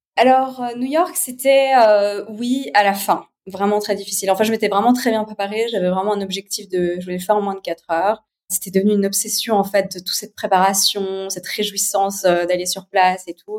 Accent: Geneva, Switzerland; je suis née à Genève, j'ai 36 ans.

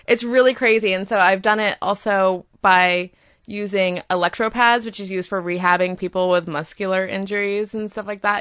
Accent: Florida, United States; I grew up in Florida

